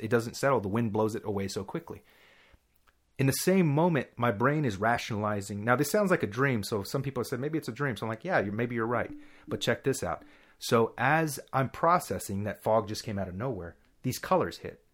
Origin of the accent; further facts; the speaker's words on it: Texas, United States; also born or lived in Dallas; we're from Texas. We'll give that much information, at least. So I lived in Dallas for a little while